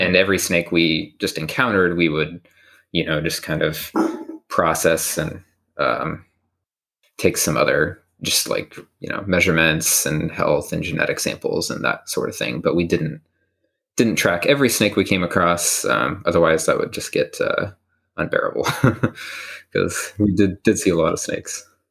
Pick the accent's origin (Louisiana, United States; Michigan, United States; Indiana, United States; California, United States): Indiana, United States; Bloomington; moved away as an adult; I'm from Bloomington, Indiana